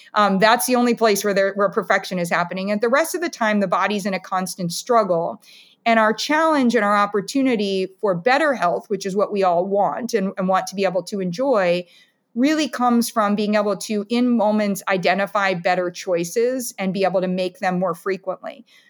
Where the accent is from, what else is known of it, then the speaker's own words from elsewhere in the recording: Columbus, Ohio, United States; also born or lived in Ann Arbor, Michigan; now in Camden, United States; I am a kid from Ohio. I was born in Ann Arbor, Michigan, and moved to Columbus, Ohio.